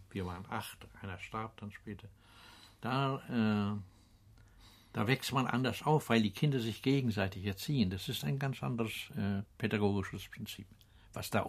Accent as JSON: {"language": "German", "town": "Benz", "region": "Mecklenburg-Vorpommern", "country": "Germany", "tie": "born or raised there", "said": "Ja, äh, meine Heimat. Ja. Ja, ich äh, habe, ich bin äh, in Drei Kilometer hinter dieser Küste gibt es eine Kirche, der ein Ort, der heißt"}